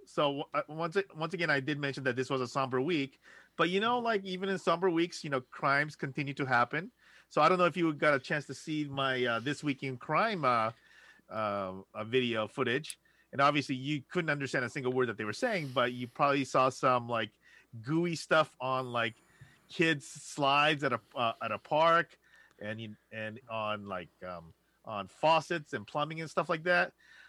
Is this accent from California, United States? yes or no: yes; Los Angeles, California, United States; I'm from Los Angeles. It's pertinent.